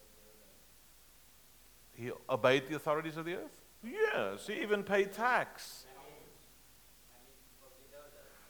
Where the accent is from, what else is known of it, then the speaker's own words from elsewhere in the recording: South Africa; I'm a South African. We drive on the left-hand side of the road back home.